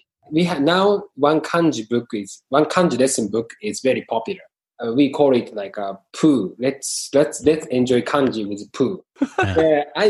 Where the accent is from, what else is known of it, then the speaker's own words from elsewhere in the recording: Japan; English is a second language; I grew up in Japan.